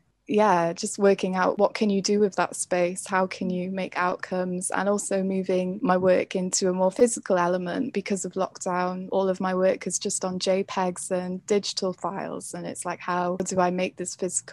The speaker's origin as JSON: {"language": "English", "area": "Carmarthenshire", "region": "Wales", "country": "United Kingdom", "tie": "born or raised there", "said": "I'm from Carmarthenshire"}